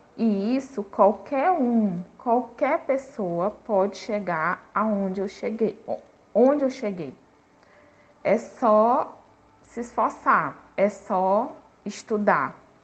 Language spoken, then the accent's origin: Portuguese; Teresina, Piauí, Brazil; Nasci em Teresina, na cidade, na capital do Piauí, na capital do Piauí